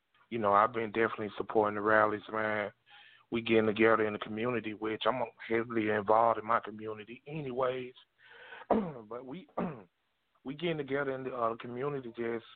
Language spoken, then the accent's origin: English; South Georgia, United States; I'm from South Georgia, 3 miles from Atlanta